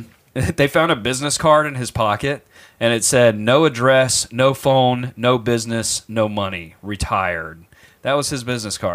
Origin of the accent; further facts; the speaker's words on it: Mississippi, United States; whenever I was a kid growing up in Mississippi biting the heads off of chickens